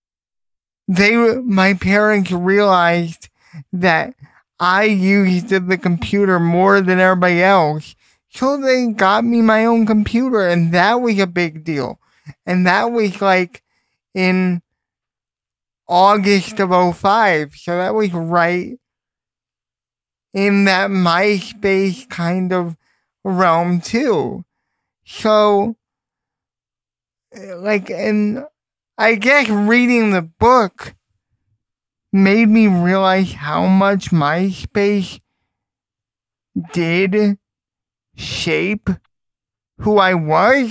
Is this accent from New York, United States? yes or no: yes; Ronkonkoma, New York, United States; I'm the lone New Yorker in the group